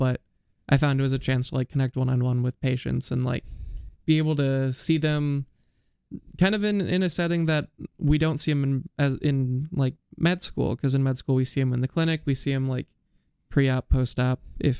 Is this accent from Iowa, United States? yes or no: yes; Iowa, United States; born or raised there